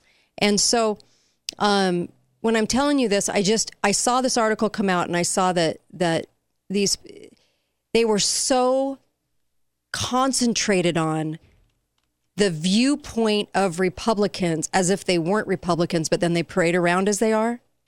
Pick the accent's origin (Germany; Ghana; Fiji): Germany; East Germany; now in United States; after writing Freedom's Nightmare and living in communist East Germany, growing up in East Germany.